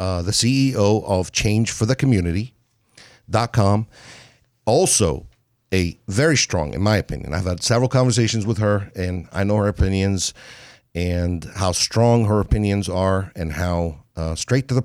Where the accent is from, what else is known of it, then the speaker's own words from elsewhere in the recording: United States; I'm an American. I love being an American. I'm proud to be an American.